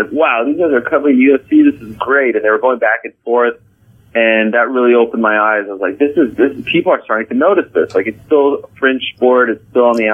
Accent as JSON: {"language": "English", "town": "Montreal", "region": "Quebec", "country": "Canada", "tie": "born or raised there", "also_born_or_lived": "Syracuse, New York", "moved": "as an adult", "said": "The kids that I grew up with in Montreal, and in particular the Montreal Jewish community"}